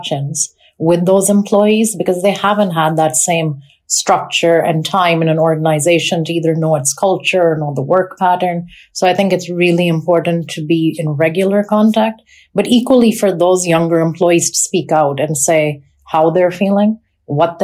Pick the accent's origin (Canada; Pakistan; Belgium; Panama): Pakistan; also born or lived in North America; now in United Kingdom; I grew up in Pakistan